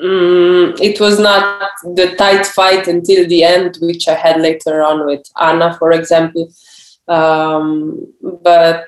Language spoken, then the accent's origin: English; Slovenia; as a Slovenian. We are a small nation